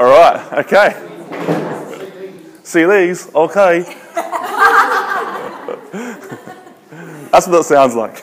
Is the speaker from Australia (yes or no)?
yes; Adelaide, South Australia, Australia; I'm from Australia. I'm from a city called Adelaide. It's in the south